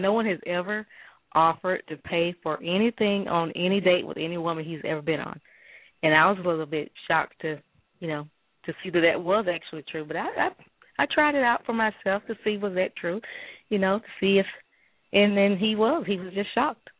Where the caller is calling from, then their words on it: Mobile, Alabama, United States; I'm calling in from Alabama.